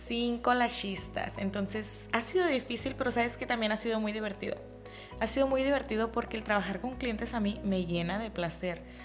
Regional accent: Mexico; yo vengo de México, soy mexicana

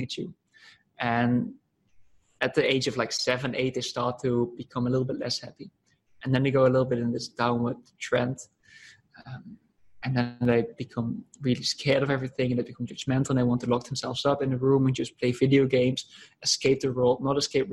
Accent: Netherlands; I'm coming from the Netherlands

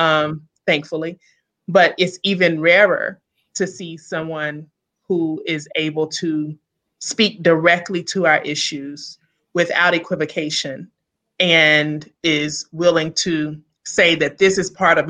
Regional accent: Memphis, Tennessee, United States; accent: Southern; moved away as an adult; now in Hyattsville, United States; I'm originally from Memphis, Tennessee, so I'm a Southern girl

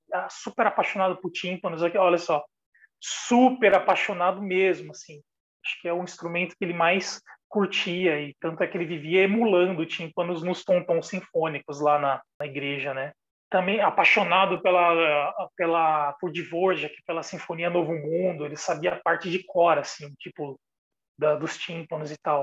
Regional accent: São Paulo, Brazil; eu sou de São Paulo, da periferia de São Paulo, comecei estudando música com 10 anos

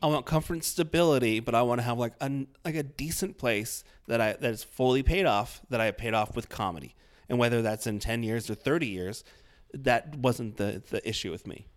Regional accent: Iowa, United States; I'm from Iowa

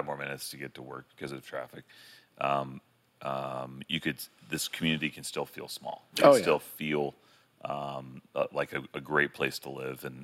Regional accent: Beachside, Brevard County, Florida, United States; I grew up on Beachside

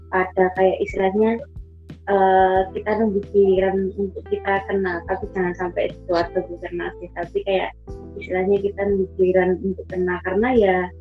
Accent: Surakarta, Central Java, Indonesia; kota aku itu

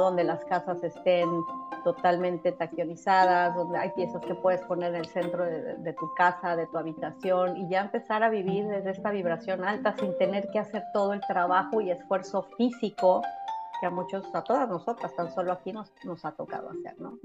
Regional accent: Mexico; now in United States; México, que es de donde soy yo

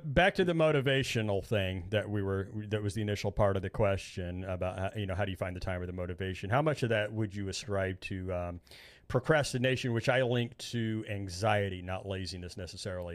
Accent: Indiana, United States; I'm from Indiana. They call us Hoosiers

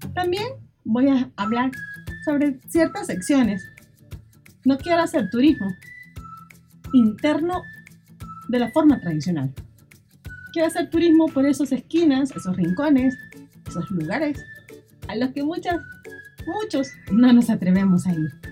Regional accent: El Salvador; lo que somos salvadoreños y salvadoreñas

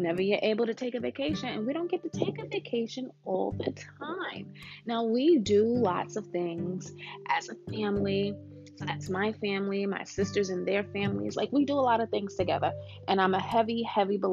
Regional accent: New York, United States; now in Georgia, United States; we were born and raised in New York

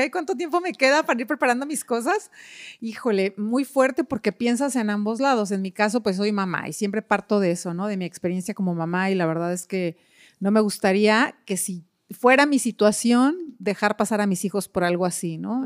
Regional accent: Mexico; en, México, nuestra cultura no es tan educada

